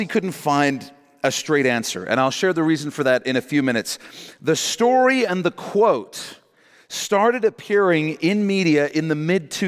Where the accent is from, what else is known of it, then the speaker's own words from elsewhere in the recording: South Africa; I grew up in that in South Africa, actually.